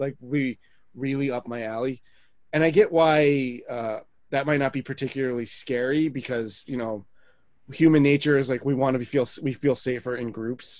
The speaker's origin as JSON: {"language": "English", "region": "New Jersey", "country": "United States", "said": "we're all from Jersey here."}